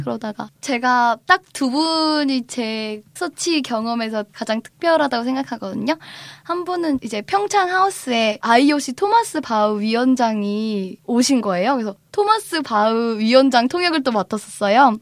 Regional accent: Cheongju, North Chungcheong, South Korea; 제가 고향이 청주예요

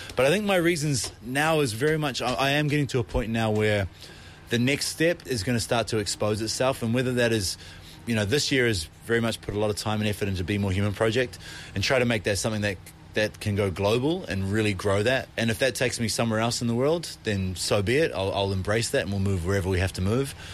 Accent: New Zealand; now in Korea; I'm from New Zealand.

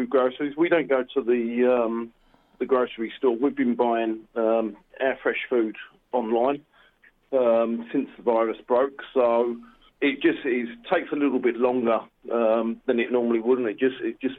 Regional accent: United Kingdom; moved away as an adult; also born or lived in Australia; now in Wuhan, China; I'm British by birth and descent, and then I emigrated to Australia some sort of 19 years ago.

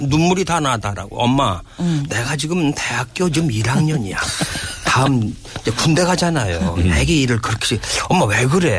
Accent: Chungcheong, South Korea; accent: Chungcheong dialect; 내 사투리를 쓰면 어떻겠냐 충청도 사투리 한번 써보겠다니까

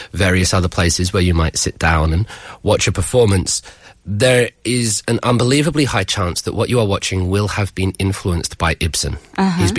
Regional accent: United Kingdom; I'm a British man.

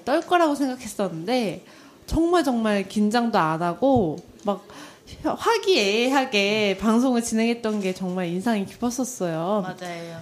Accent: South Korea; 저도 한국인인데

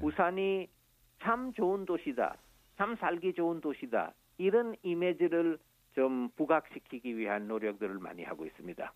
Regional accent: Santiniketan, West Bengal, India; Korean is a second language; moved away as an adult; also born or lived in Delhi, India; now in Busan, South Korea; 타골 시인의 산티니케탄 학교 있는 곳이 내 고향입니다.

